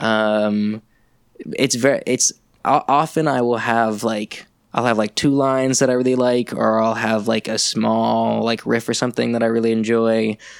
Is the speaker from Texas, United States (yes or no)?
no; New York, United States; also born or lived in Saint Louis, Missouri; I am from New York